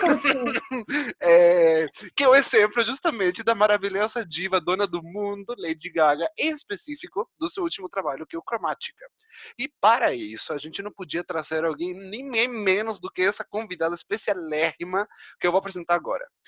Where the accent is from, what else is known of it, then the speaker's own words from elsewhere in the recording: Argentina; moved away; como um bom argentino